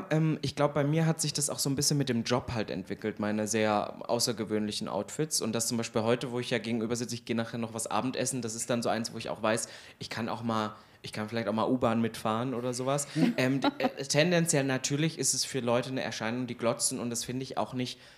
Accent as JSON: {"language": "German", "region": "Thuringia", "country": "Germany", "also_born_or_lived": "Halle", "said": "wir kommen eigentlich aus der Nähe vom Kiffhäuser und mein Vater hat da in einem Dorf oder wohnt da auch noch, das heißt Rosbabender und da haben wir einen großen Sitz, also 100 Mann Dorf wirklich am Arsch der Heide."}